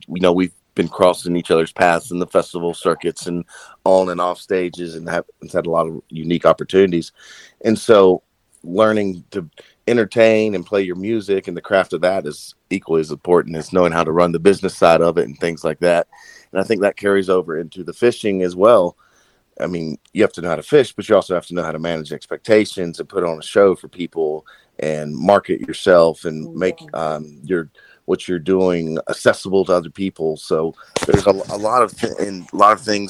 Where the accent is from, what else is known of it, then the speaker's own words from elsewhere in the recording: Greenville, North Carolina, United States; also born or lived in Chapel Hill, North Carolina / Asheville, North Carolina; I grew up in Eastern North Carolina, in Greenville, North Carolina